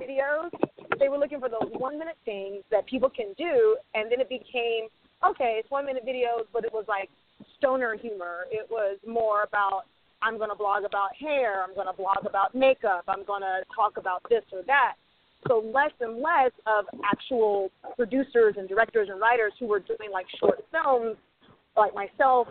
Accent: the South, United States; also born or lived in New York; now in Los Angeles, United States; I grew up in the South

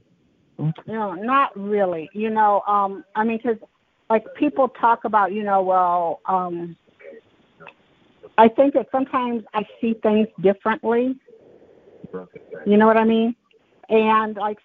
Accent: Detroit, Michigan, United States; I was raised in Detroit

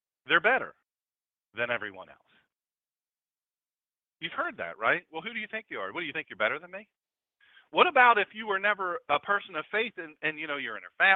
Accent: United States; I'm an American.

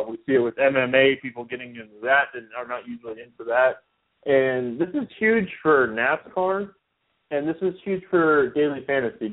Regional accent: Daytona Beach, Florida, United States; I'm from the Daytona area, so I'm only about 20 minutes from the track

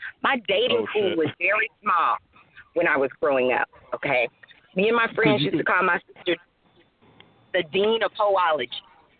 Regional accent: Sanford, Florida, United States; I grew up in Sanford, Florida.

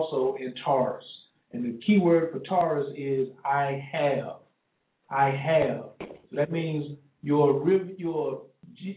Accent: the South, United States; I'm from the South, you know what I'm saying? I came up in the church

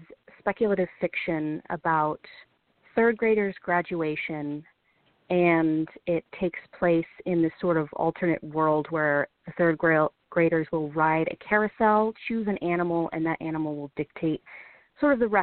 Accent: California, United States; I grew up in California

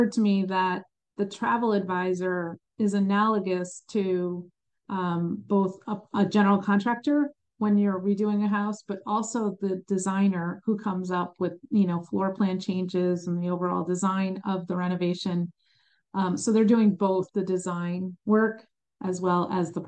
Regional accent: New Jersey, United States; also born or lived in Chicago, Illinois; now in North Carolina, United States; I was born in Chicago, but grew up in New Jersey

